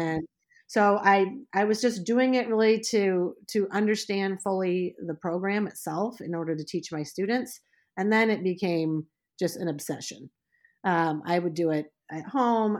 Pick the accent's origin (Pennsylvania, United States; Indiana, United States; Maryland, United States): Indiana, United States; Indianapolis; now in Leland, Michigan, United States; I was born in Indianapolis, Indiana